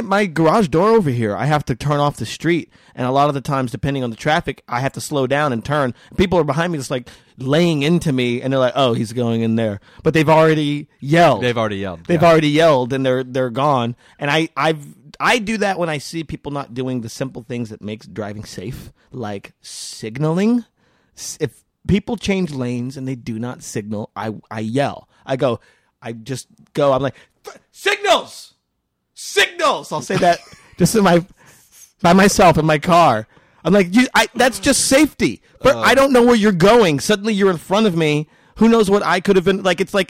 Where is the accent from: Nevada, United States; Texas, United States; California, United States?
Nevada, United States; Las Vegas; I am from Vegas.